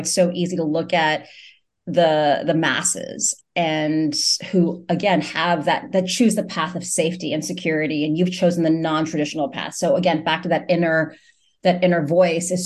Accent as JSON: {"language": "English", "town": "New York City", "region": "New York", "country": "United States", "tie": "born or raised there", "said": "I was born in New York City"}